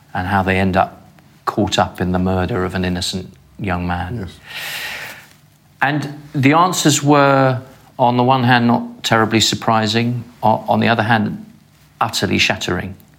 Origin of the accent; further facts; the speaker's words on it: London, United Kingdom; I approach it as a Londoner and as a dad